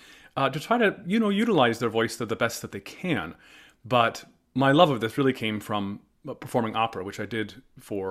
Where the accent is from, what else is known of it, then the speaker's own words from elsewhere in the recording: outside of Chicago, Illinois, United States; I was raised in Illinois, about 2 hours north, outside of Chicago.